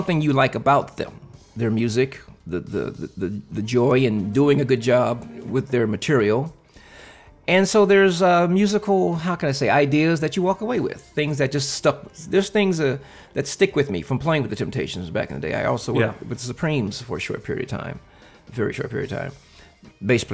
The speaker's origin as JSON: {"language": "English", "town": "Compton", "region": "California", "country": "United States", "tie": "born or raised there", "said": "I am a California native, actually straight out of Compton"}